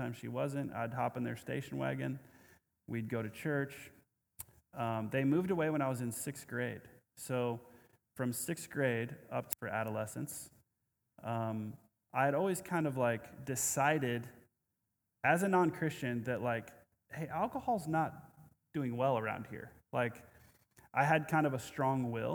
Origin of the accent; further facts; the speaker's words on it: Omaha, Nebraska, United States; I grew up in Omaha